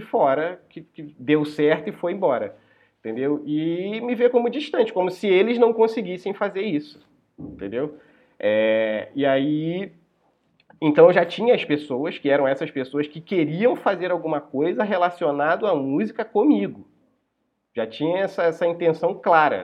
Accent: São Bento, Rio de Janeiro, Brazil; moved away as an adult; Eu saí de São Bento Sim. e fui morar no, no centro do Rio

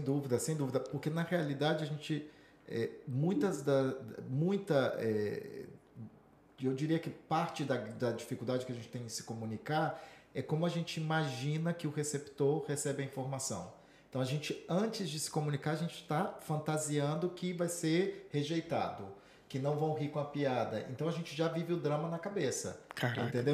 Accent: Vitória, Espírito Santo, Brazil; moved away as an adult; also born or lived in São Paulo / Minas Gerais; now in Madrid, Spain; eu passei minha infância dos 5 aos 18 no Espírito Santo, em Vitória

